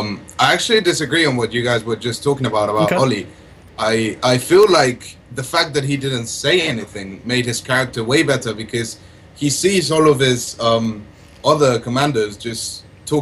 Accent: Mexico; now in Oxford, United Kingdom; I'm personally from Mexico, but I'm really far away.

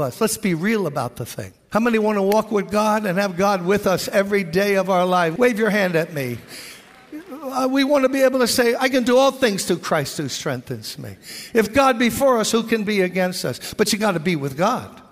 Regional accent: New York City, New York, United States; I was born in Brooklyn, born and raised here.

